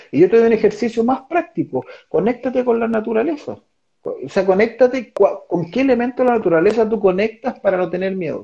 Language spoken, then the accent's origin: Spanish; San Esteban, Valparaíso, Chile; moved away as an adult; also born or lived in Mexico; de, de San Esteban, donde yo crecí